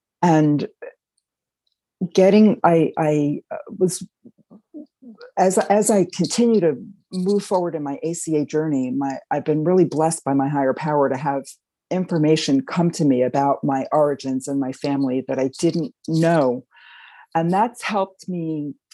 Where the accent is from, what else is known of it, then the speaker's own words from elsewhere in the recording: Westchester County, New York, United States; also born or lived in Queens, New York; now in Hudson Valley, United States; I grew up in Westchester County, started out in Queens